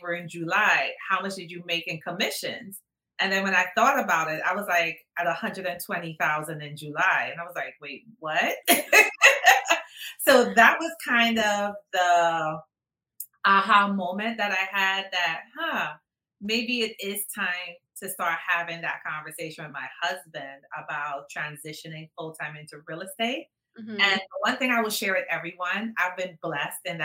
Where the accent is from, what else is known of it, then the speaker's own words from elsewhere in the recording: Trinidad & Tobago; moved away; I am originally from Trinidad. So when you hear the accent, that's where I'm from, originally from Trinidad